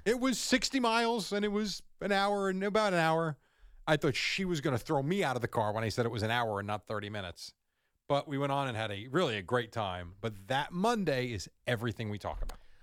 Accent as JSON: {"language": "English", "area": "Jersey Shore, Long Beach Island", "region": "New Jersey", "country": "United States", "tie": "born or raised there", "also_born_or_lived": "Point Pleasant", "said": "I grew up on the Jersey Shore at, in L B"}